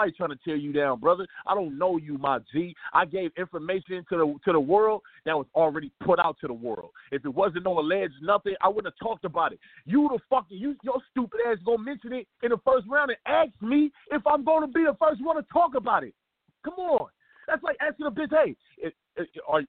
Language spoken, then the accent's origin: English; Los Angeles, California, United States; I'm actually from South Central